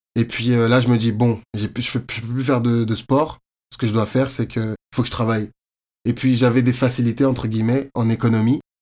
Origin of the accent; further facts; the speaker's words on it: Courbevoie, Île-de-France, France; moved away as an adult; also born or lived in Côte d'Ivoire; now in Montreal, Canada; je viens de Courbevoie, c'est à côté de Paris